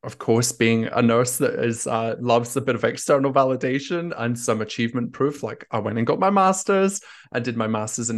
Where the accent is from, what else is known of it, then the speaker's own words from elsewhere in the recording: Scotland, United Kingdom; accent: Scottish; moved away as an adult; also born or lived in Australia; now in Paris, France; I'm originally Scottish, and I have a bit of an Australian twang as well. I grew up in Scotland and have spent half of my life living in Australia.